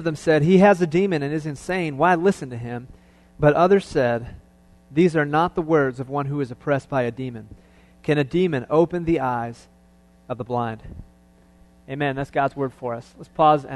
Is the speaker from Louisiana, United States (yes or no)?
no; Cleveland, Ohio, United States; I was born and raised in Cleveland